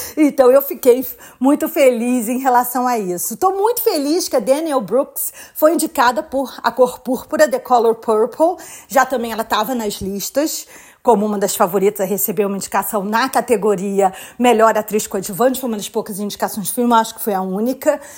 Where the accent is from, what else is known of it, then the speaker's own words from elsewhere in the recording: Brazil; now in United States; Eu também vim do Brasil, eu também vim de uma outra cultura